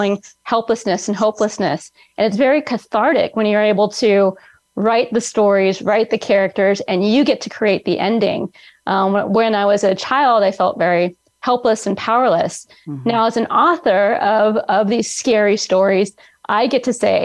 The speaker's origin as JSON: {"language": "English", "area": "Bay Area", "region": "California", "country": "United States", "tie": "born or raised there", "lives_now": "Central California, United States", "said": "I'm in Central California, born and raised in the Bay Area"}